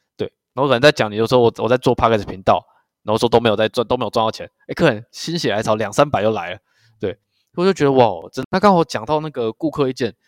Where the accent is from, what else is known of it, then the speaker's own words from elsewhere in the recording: Kaohsiung, Taiwan; moved away as an adult; also born or lived in Taitung; now in Yilan, Taiwan; 我是高雄人嘛